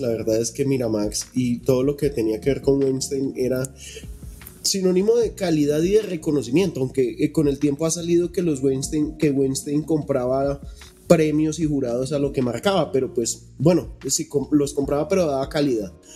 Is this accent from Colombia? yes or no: yes; Colombia; acá en Colombia no, porque aquí nosotros somos latinos chichas